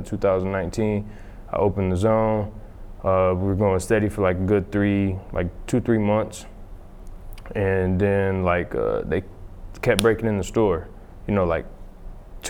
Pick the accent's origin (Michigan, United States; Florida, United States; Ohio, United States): Michigan, United States; Grand Rapids; I'm from Grand Rapids, born and raised. My whole life was spent here, and actually over here on the west side of the city